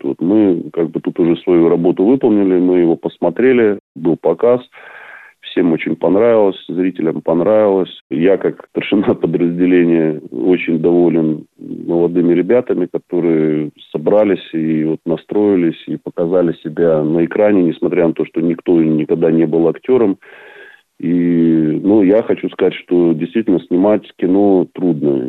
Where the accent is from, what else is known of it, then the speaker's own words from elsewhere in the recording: Saint Petersburg, Russia; also born or lived in Ontario, Canada; now in Canada; Я сам родом с Ленинграда